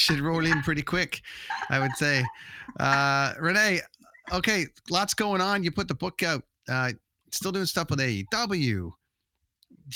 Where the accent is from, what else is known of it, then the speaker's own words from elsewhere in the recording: Toronto, Ontario, Canada; now in Vancouver, Canada; I'm from Toronto too